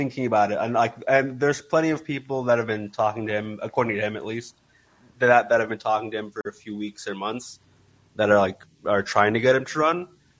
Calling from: San Diego, California, United States; I'm calling from San Diego.

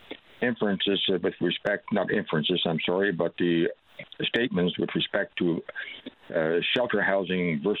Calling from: Corner Brook, Newfoundland and Labrador, Canada; I'm calling from Cornerbrook, Newfoundland.

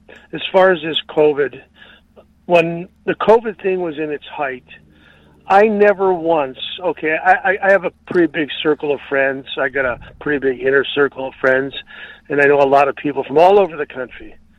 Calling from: California, United States; Yeah, I'm calling from Communist California.

